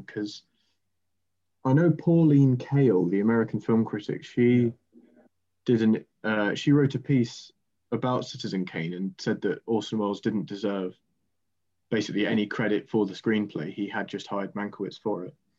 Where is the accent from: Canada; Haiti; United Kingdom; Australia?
United Kingdom; Quarrington, East Midlands; also born or lived in Canterbury; I'm from Quarrington, which is just outside of Lincoln, um, near Sleaford